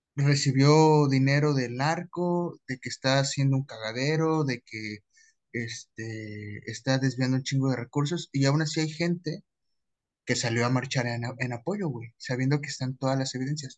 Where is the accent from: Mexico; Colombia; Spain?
Mexico